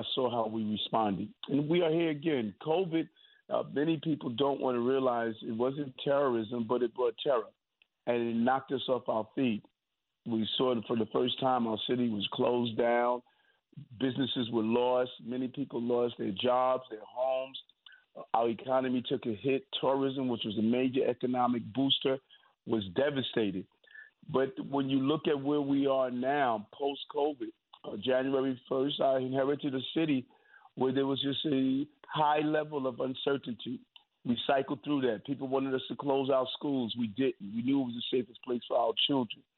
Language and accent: English; New York City, New York, United States; I'm from New York